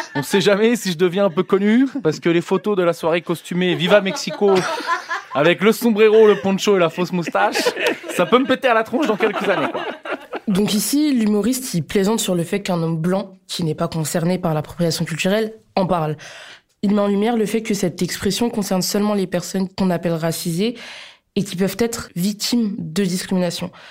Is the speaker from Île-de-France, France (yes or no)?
no; Poitou-Charentes, Nouvelle-Aquitaine, France; je viens du Poitou-Charentes